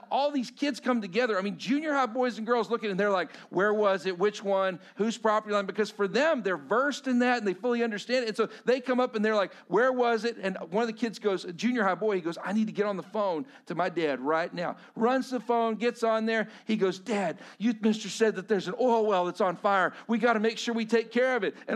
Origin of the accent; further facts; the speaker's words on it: Lubbock, Texas, United States; also born or lived in Post, Texas; I grew up in Lubbock, Texas, which was 45 minutes away